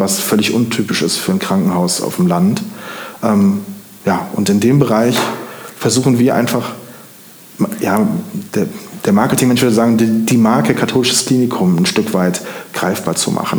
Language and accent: German; Siegburg, North Rhine-Westphalia, Germany; moved away as an adult; also born or lived in Denmark / Koblenz; now in Montabaur, Germany; Ich komme gebürtig aus Siegburg im Rheinland